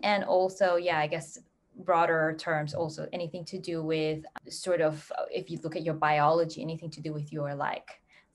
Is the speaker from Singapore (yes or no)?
yes; Singapore; moved away; I'm from Singapore originally.